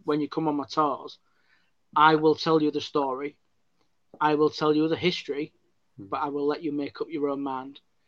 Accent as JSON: {"language": "English", "town": "Hull", "region": "Yorkshire and the Humber", "country": "United Kingdom", "accent": "Hull", "said": "my Hull accent"}